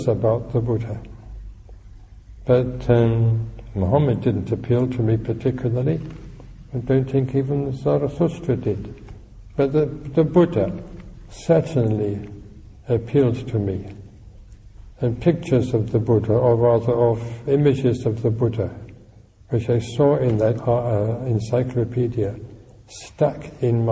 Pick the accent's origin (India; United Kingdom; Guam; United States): United Kingdom; London; also born or lived in Stockwell, London; And I was brought up in Tooting